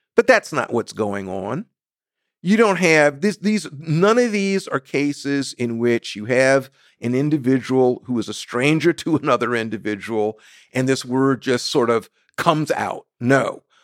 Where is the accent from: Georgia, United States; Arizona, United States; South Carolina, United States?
South Carolina, United States; I was born in the Deep South, South Carolina.